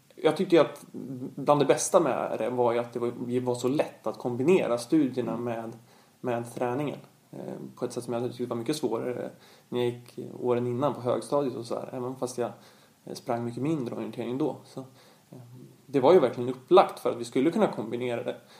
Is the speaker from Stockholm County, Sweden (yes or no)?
yes; Stockholm, Stockholm County, Sweden; här hemma i Stockholm